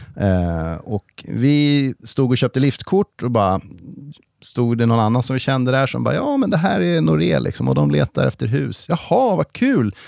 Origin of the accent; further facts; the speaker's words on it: Stockholm, Stockholm County, Sweden; moved away as an adult; now in Järvsö, Sweden; jag är född och uppvuxen i Stockholm